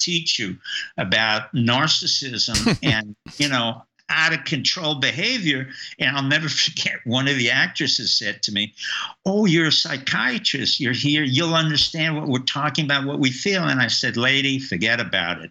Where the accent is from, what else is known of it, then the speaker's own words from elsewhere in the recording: New York, United States; I grew up in New York and I knew members of the mob